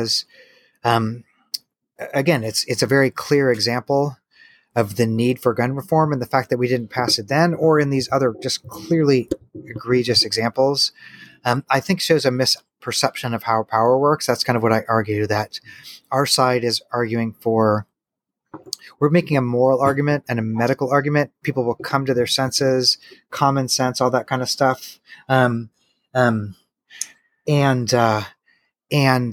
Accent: Missouri, United States; now in Tennessee, United States; I come from Missouri. It's not like guns are super foreign to me. I live in Tennessee

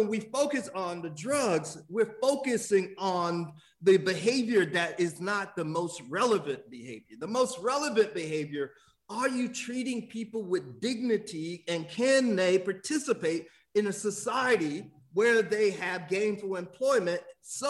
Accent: Miami, Florida, United States; I grew up in Miami

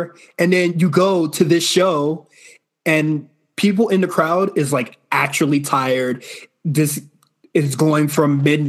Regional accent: Florida, United States; even though I am from Florida.

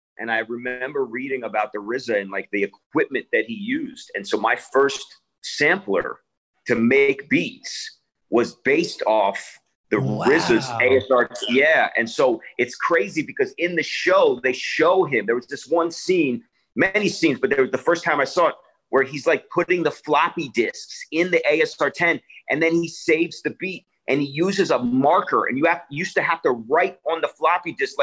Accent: Narberth, Pennsylvania, United States; also born or lived in Washington, D.C.; I was born actually in Washington, and then, you know, my family, we moved to Philadelphia

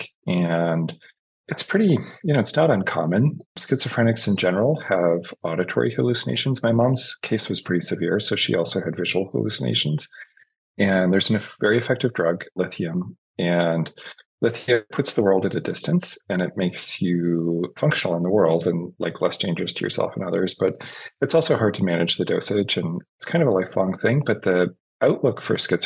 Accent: Fredericton, New Brunswick, Canada; also born or lived in Prince William, New Brunswick; I grew up like way, way east. So in New Brunswick in Canada, in a very small place called Fredericton, New Brunswick. And then when I was in grade 7, my parents moved out to a place called Prince William

